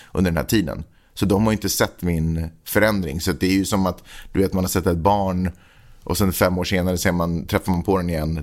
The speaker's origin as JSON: {"language": "Swedish", "town": "Stockholm", "region": "Stockholm County", "country": "Sweden", "tie": "born or raised there", "also_born_or_lived": "Finland", "moved": "as an adult", "said": "född och uppvuxen i Stockholm"}